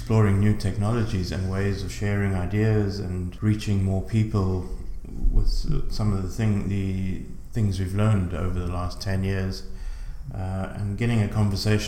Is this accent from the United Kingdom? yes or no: no; South Africa; moved away as an adult; now in Ireland; I'm originally from South Africa. I moved to Ireland in 2000.